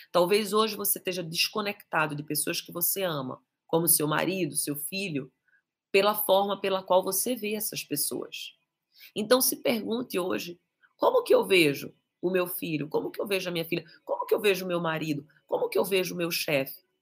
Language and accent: Portuguese; Castro Alves, Bahia, Brazil; É, sou de Castro Alves.